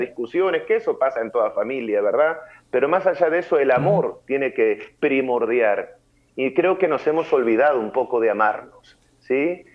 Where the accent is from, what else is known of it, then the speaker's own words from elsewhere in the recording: Montevideo, Uruguay; moved away as an adult; now in San Luis, Argentina; soy de Montevideo, Uruguay, toda mi familia vive allá en Uruguay. Eh, bueno, allá me crié